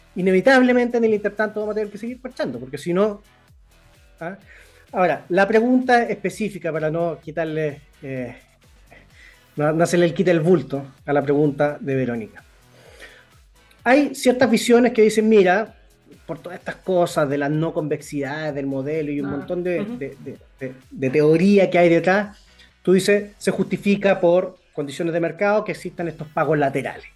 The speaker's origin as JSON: {"language": "Spanish", "town": "Concepción", "region": "Biobío", "country": "Chile", "said": "yo soy de Concepción, entonces yo me acuerdo cuando yo era niño, y viajaba de Concepción a Santiago en auto"}